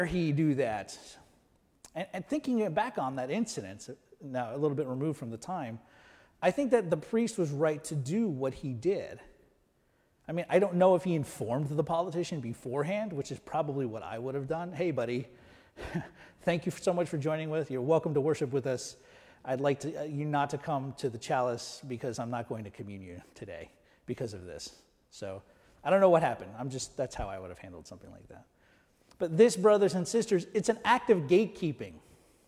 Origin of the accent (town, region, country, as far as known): United States